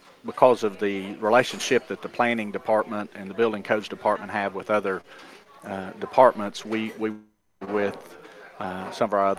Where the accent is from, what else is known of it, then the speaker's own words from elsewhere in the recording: Byrdstown, Tennessee, United States; moved away as an adult; now in Murfreesboro, United States; Pickett County in Byrdstown. It's the smallest town and the smallest county in the state